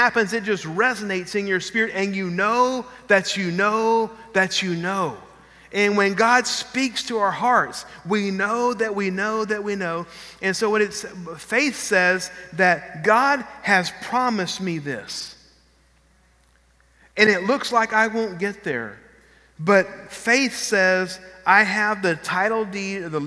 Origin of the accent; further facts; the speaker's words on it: Texas, United States; moved away as an adult; also born or lived in Lafayette, Louisiana; We're from Texas